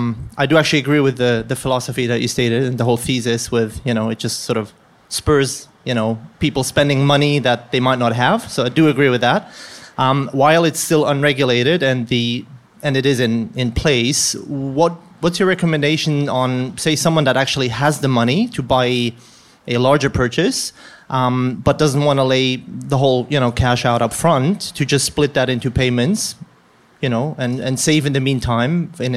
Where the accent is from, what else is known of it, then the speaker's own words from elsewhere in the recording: Tanzania; also born or lived in Switzerland; now in Australia; No, I grew up in Tanzania as a kid. So I lived there for 10 years. And I'm originally from Switzerland and been in Australia for about 7 years.